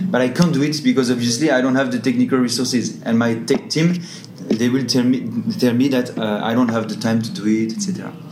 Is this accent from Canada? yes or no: no; Australia; and we want to support them from Singapore because obviously I'm from Australia.